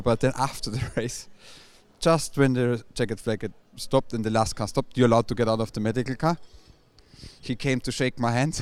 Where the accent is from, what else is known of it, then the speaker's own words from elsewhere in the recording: Austria; obviously I'm from Austria